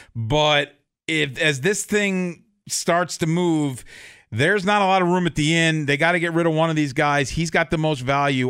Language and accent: English; Baltimore, Maryland, United States; born and bred in Baltimore